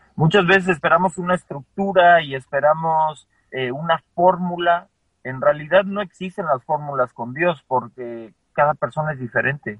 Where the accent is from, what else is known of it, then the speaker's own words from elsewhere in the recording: Mexico City, Mexico; moved away as an adult; also born or lived in Colorado, United States / Las Vegas, United States; now in Austin, United States; nací en la Ciudad de México, viví en la Ciudad de México hasta la prepa